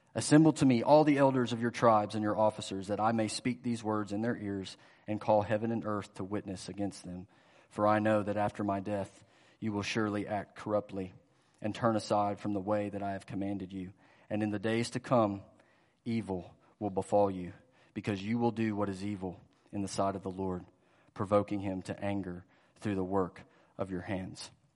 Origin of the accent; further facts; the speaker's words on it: Greenville, South Carolina, United States; moved away as an adult; now in Louisville, United States; I grew up in Greenville, South Carolina, Greenville, Spartanburg area.